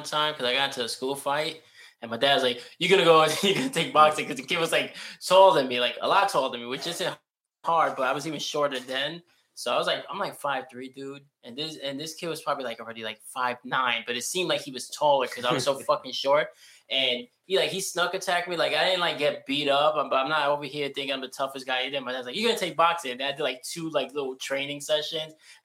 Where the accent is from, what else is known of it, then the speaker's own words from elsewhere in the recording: New York City, New York, United States; moved away as an adult; now in Florida, United States; growing up, I was around Bedford Park